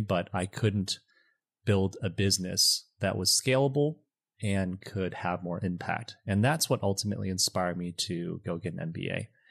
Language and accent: English; Michigan, United States; moved away as an adult; also born or lived in China; now in Los Angeles, United States; I was born and raised in China, moved to Michigan when I was seven, and grew up in Michigan.